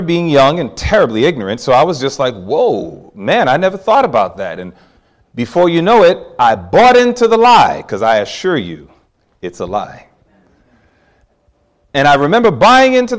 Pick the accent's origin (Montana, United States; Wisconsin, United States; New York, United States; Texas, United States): New York, United States; New York City; growing up in New York City